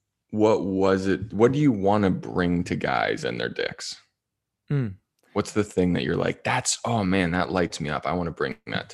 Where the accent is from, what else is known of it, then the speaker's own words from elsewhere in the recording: Ontario, Canada; Because I grew up, you know, you grew up, I grew up in Ontario, and like, you know, you're a broke kid and maybe you smoke some pot